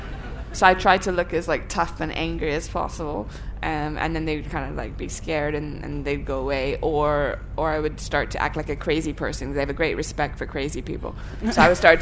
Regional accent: Thailand; moved away; I grew up in Thailand, so I have all kinds of childhood memories

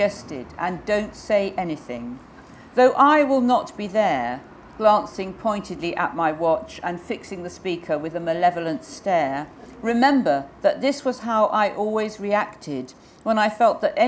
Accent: England, United Kingdom; I am English

